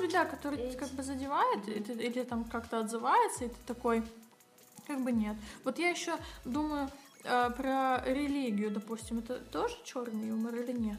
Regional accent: Kazakhstan; я сама из Казахстана

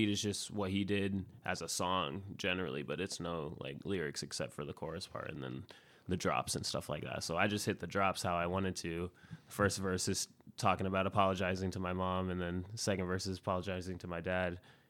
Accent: Spokane Valley, Washington, United States; born and raised in Spokane, in the Valley. Spokane Valley Hospital

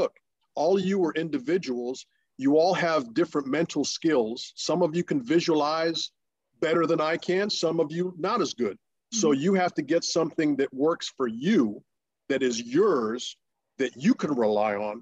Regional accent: Russia; first language Russian; English is a second language; moved away; the country that I was born

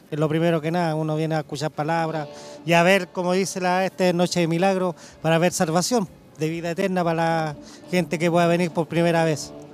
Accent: Chillán, Ñuble, Chile; soy de acá de Chillán y en estos momentos vengo solo

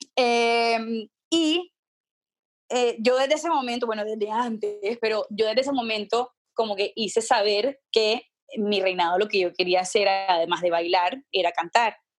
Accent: Barranquilla, Atlántico, Colombia; yo crecí en Barranquilla

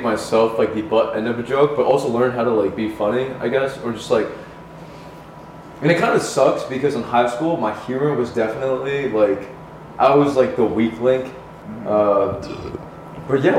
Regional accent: New Jersey, United States; now in New York City, United States; I grew up in fucking Jersey

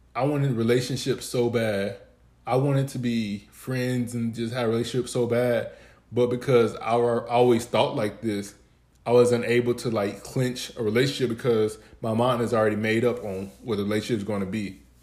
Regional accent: Dallas, Texas, United States; I'm from Dallas, Texas, but I'm from a part of Dallas, Texas called Pleasant Grove

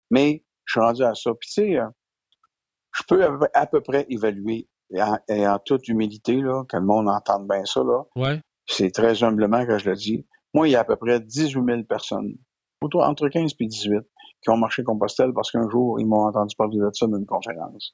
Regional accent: Quebec, Canada; je suis un comédien, que je viens du Québec

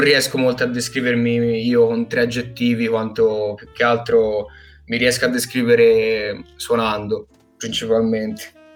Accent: Prato, Tuscany, Italy; vengo da Prato, eh, Toscana

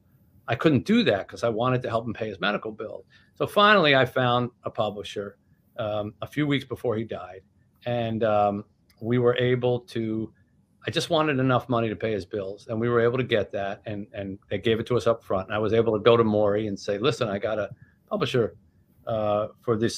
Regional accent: New Jersey, United States; I grew up in Jersey, it's part of your language

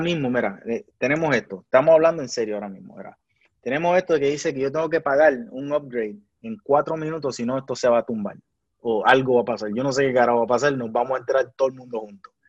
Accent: Puerto Rico; el país mío

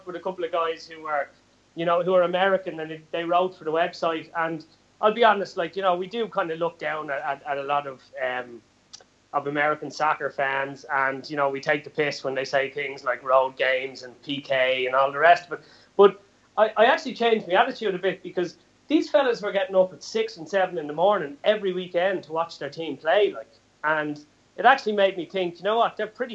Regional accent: Ireland; us being Irish

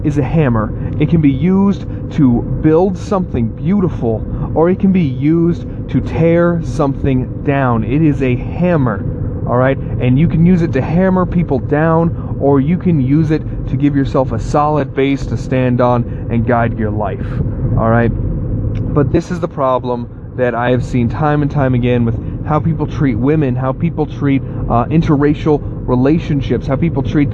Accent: the South, United States; I grew up in the South

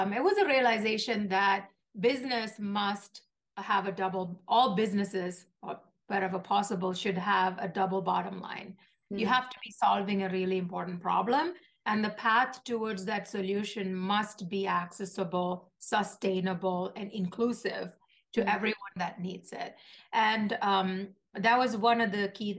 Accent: Kochi, Kerala, India; moved away as an adult; now in United States; I grew up in Kochi, Kerala, India, which is in the southern part of India.

